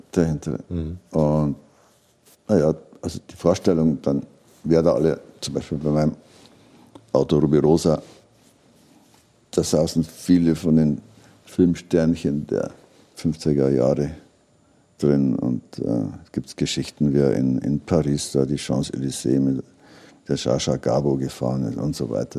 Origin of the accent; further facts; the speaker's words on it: Regensburg, Bavaria, Germany; ich komme aus Regensburg